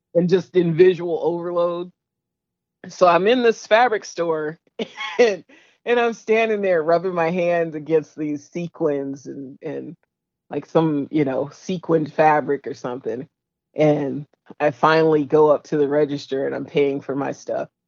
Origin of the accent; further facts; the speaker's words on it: San Francisco, California, United States; I'm a San Franciscan.